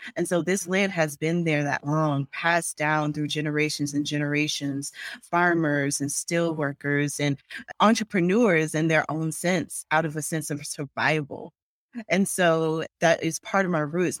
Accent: Longs, South Carolina, United States; also born or lived in Conway, South Carolina; I was born in Conway, South Carolina. I say Myrtle Beach to a lot of people because people know Myrtle Beach because it's a tourist town, but I was born at Conway Hospital. And I lived in Long's, South Carolina. It was just a dirt road. My childhood home is still there. And so that's where I grew up.

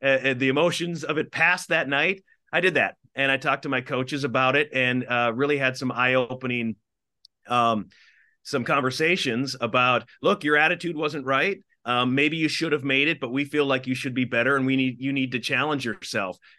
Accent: Minnesota, United States; I grew up in Minnesota and in the Midwest.

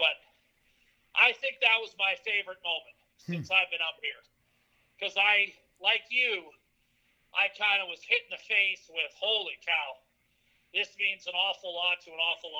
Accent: Northeast, United States; It is not the route I would have anticipated growing up in the Northeast.

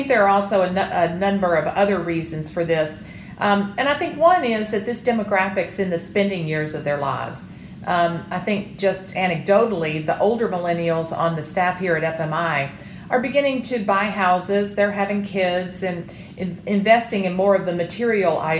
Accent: the South, United States; I am a Southerner

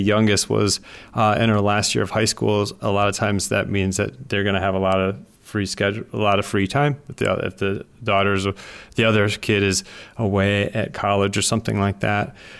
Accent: Wisconsin, United States; I grew up in Wisconsin

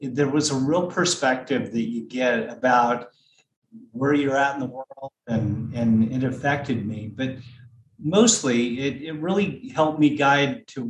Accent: Pico Rivera, California, United States; now in Auburn, United States; I grew up in Los Angeles, in Southeast Los Angeles, city of Pico Rivera

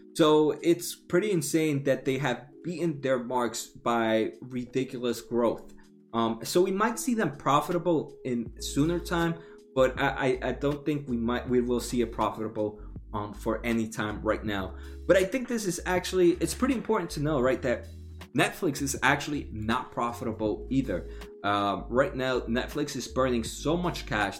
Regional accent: New Jersey, United States; I'm from New Jersey

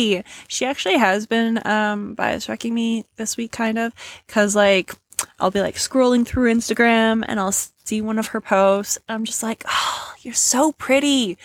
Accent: Canada; we're Canadian

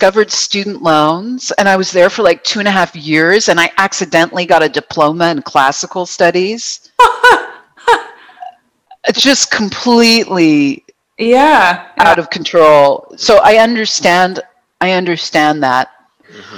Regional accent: Buffalo, New York, United States; also born or lived in Boston; now in Vancouver, Canada; Yes, I am American. I was born in Buffalo.

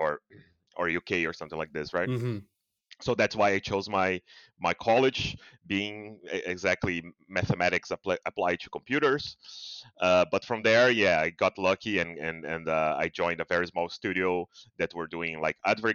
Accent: Brazil; I'm from Brazil

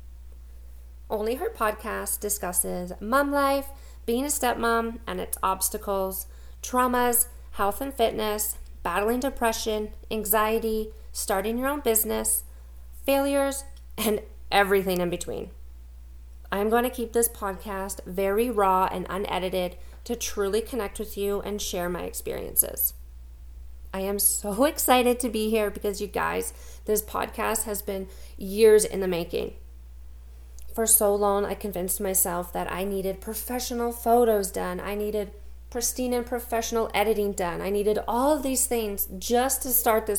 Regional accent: Langley, British Columbia, Canada; now in Spruce Grove, Canada; I'm originally from Langley, BC, and now currently living just outside of Edmonton, Alberta

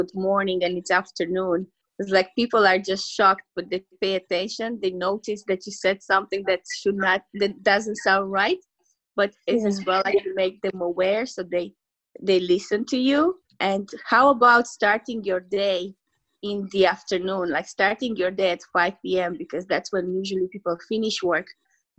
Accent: Romania; English is a second language; now in Ireland; me being from a different country, people will maybe like think about like my accent or the way I speak English

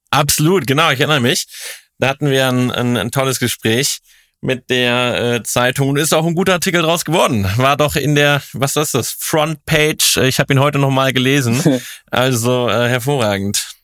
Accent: Cologne, North Rhine-Westphalia, Germany; in Köln, in meiner Heimatstadt

